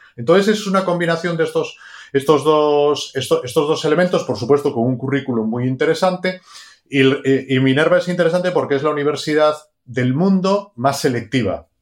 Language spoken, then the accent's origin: Spanish; Galicia, Spain; estaba en Galicia, soy gallego